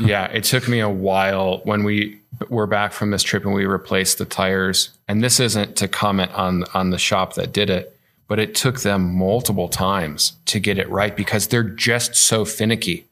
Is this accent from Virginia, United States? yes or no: no; Illinois, United States; moved away; I'm from Illinois